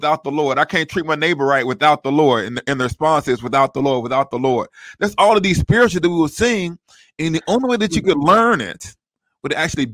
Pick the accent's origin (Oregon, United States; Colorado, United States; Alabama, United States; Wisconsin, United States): Alabama, United States; Huntsville; I grew up in Huntsville, right down the road from Birmingham.